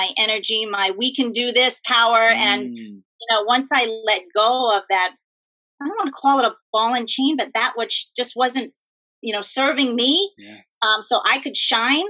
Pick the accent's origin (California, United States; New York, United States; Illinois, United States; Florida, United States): New York, United States; I'm from New York